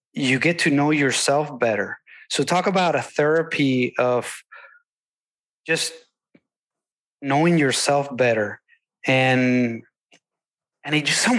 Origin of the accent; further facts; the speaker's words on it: Venezuela; now in Texas, United States; I come from Venezuela, a very different ecosystem. And I also live in Texas